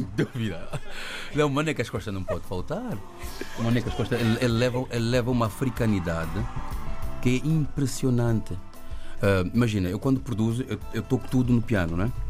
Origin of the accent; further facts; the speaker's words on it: Luanda, Luanda Province, Angola; moved away; also born or lived in Belgium; eu nasci em Luanda, nasci em Angola